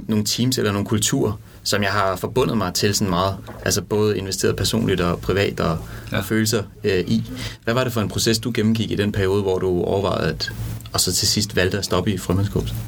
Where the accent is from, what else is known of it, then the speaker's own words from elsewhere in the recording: Denmark; moved away; jeg kommer fra Jylland